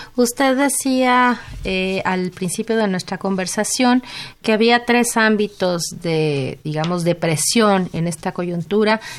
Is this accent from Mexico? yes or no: yes; Mexico; como ciudadanos mexicanos, como ciudadanos latinoamericanos